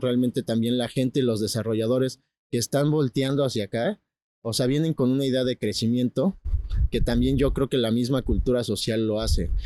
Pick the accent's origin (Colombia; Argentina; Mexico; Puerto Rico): Mexico; Puebla; now in Los Cabos, Mexico; vengo de Puebla